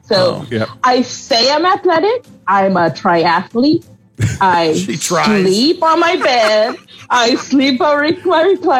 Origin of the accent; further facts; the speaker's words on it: Los Angeles, California, United States; now in Lincoln, United States; So I'm a transplant from Los Angeles. So I've been listening for about 4 years, but I've been living in Lincoln for about 7.